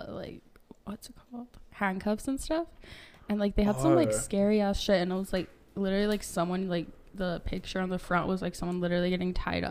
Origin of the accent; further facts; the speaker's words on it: Springville, Utah, United States; also born or lived in Salt Lake City, Utah; I grew up in Utah my whole life. Mm-hmm. Honestly, just in Utah County, I moved around a lot when I was young. And I feel like my childhood was in Springville. That's like where most of my childhood was. But yeah, I recently moved to Salt Lake.